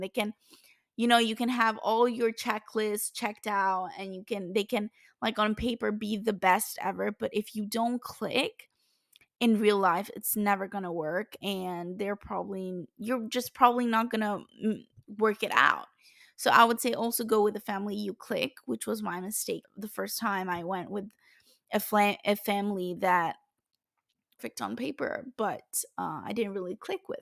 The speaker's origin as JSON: {"language": "English", "country": "Italy", "moved": "as an adult", "said": "my home country, which is Italy"}